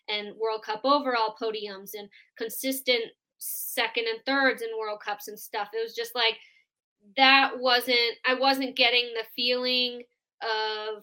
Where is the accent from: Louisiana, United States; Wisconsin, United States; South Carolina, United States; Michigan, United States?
Wisconsin, United States; moved away as an adult; now in Colorado Springs, United States; I'm from Wisconsin originally, but when I finished college at Marion University, right when I graduated, I moved out to Colorado as fast as I could